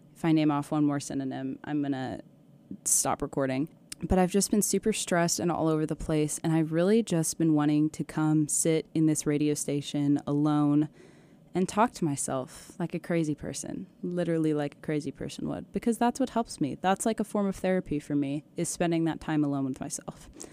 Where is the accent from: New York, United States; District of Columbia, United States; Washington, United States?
Washington, United States; Mill Creek; moved away as an adult; now in Malibu, United States; I'm from a town called Mill Creek